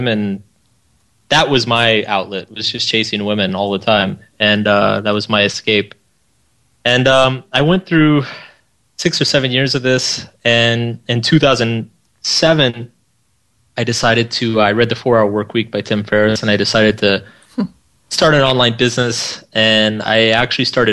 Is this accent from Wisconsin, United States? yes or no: no; Austin, Texas, United States; I grew up in Austin, Texas.